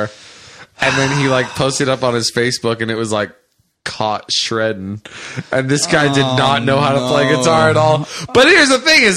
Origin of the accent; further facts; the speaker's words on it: California, United States; As a native Californian, I am a Californian to my fucking bones